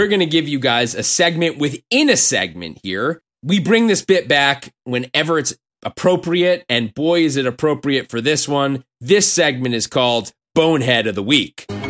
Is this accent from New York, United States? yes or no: yes; New York, United States; now in Los Angeles, United States; I was born and raised in New York.